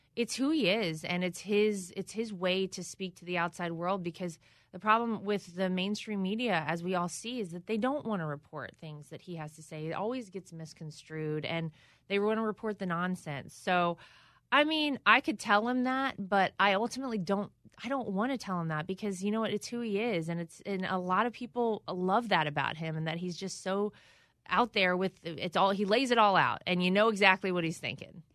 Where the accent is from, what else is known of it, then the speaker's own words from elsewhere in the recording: North Carolina, United States; my home state of North Carolina